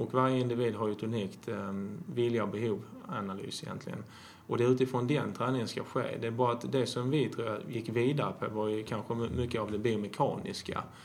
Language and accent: Swedish; Skåne, Sweden; also born or lived in Jämtland; Jag är uppväxt eh, till mesta delen i Skåne men jag har faktiskt bott i Jämtland, tro det eller ej